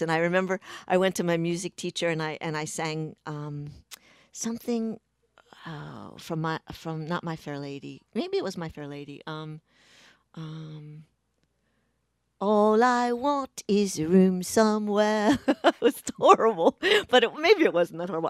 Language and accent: English; Pikesville, Maryland, United States; I grew up in Pikesville, which is a, a, in Baltimore County, just over the city line in, in Baltimore, Maryland